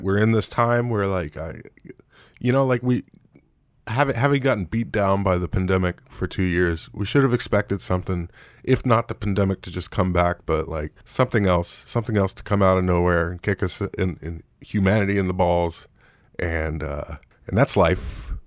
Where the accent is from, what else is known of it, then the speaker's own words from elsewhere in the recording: United States; as an American